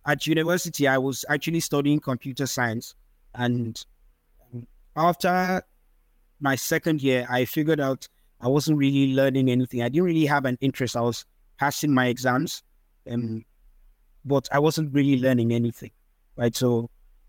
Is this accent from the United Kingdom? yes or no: no; Nigeria; English is a second language; I'm a Nigerian-Austrian